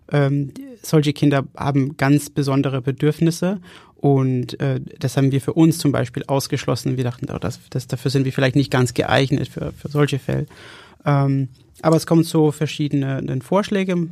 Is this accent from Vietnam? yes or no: no; Denmark; German is a second language; Ich komme aus, aus Dänemark.